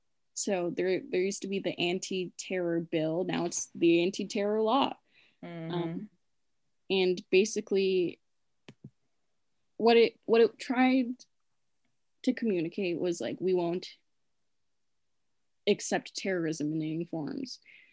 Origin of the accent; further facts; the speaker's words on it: Philippines; As Filipino people, we naturally abandon the idea of self.